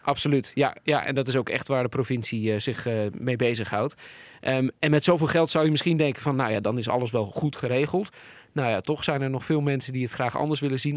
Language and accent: Dutch; Netherlands; we als Nederlanders